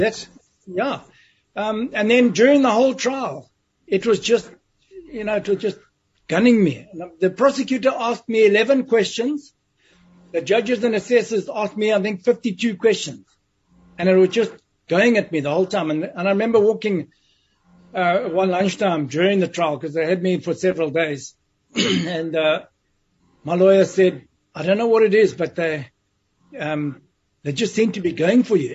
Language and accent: English; West Nicholson, Matabeleland South, Zimbabwe; a little place called West Nicholson in southern Rhodesia, which is now Zimbabwe. Mm-hmm. And, and that's where my life started.